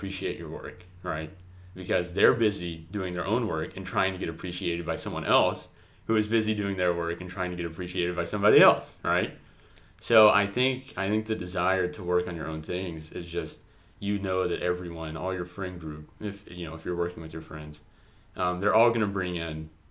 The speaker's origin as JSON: {"language": "English", "region": "Kentucky", "country": "United States", "tie": "born or raised there", "moved": "as an adult", "lives_now": "Atlanta, United States", "said": "he and I grew up in the same, I don't know if I would call it a city"}